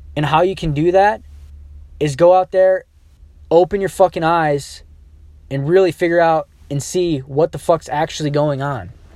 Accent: United States

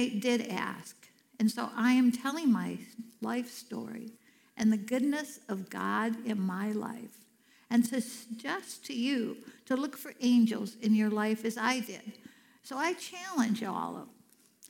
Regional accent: Cadillac, Michigan, United States; also born or lived in Chicago; I was born in Chicago while my parents were attending Moody Bible Institute. After they graduated, we moved to Cadillac, Michigan.

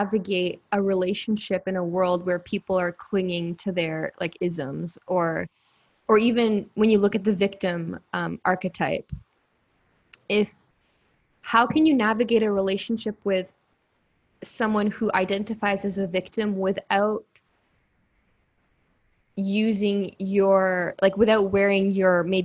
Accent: Canada; I am a woman, I am, you know, 29, I am Canadian

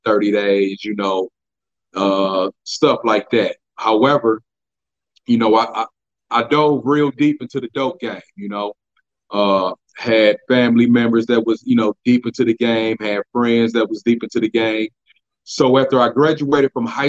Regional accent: Pontiac, Michigan, United States; I grew up in Pontiac, Michigan, Section 8 housing.

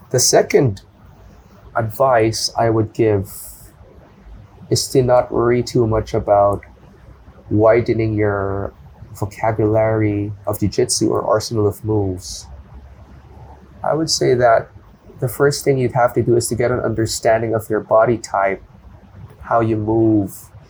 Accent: Manila, Metro Manila, Philippines; moved away as an adult; now in Bangkok, Thailand; born and raised in the capital city. It's called Manila.

